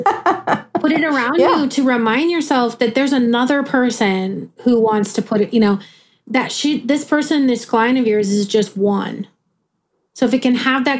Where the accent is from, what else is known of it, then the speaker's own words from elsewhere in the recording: Midwest, United States; I'm a Midwesterner